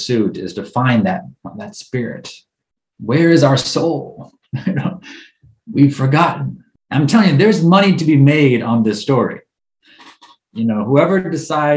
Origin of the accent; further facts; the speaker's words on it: United States; as an American